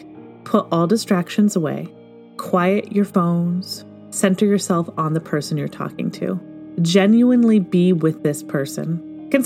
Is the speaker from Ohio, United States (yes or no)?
no; Michigan, United States; now in Pacific Northwest, United States; growing up in Michigan